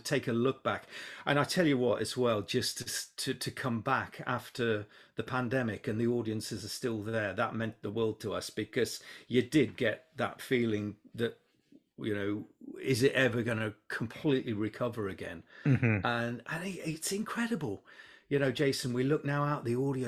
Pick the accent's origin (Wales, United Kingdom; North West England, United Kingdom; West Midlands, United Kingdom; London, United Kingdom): West Midlands, United Kingdom; Hednesford; moved away; I was born and bred in Hensford.